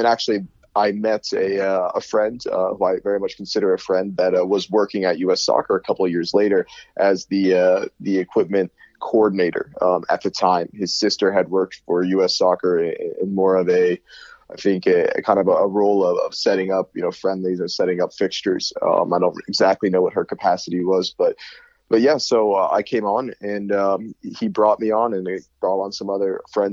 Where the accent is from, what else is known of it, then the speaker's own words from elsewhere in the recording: Erie, Pennsylvania, United States; youth club Erie Admirals, where I grew up in Erie, Pennsylvania